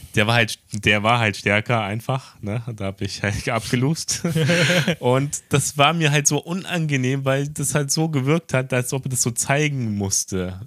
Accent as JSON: {"language": "German", "country": "Germany", "moved": "yes", "lives_now": "Tokyo, Japan"}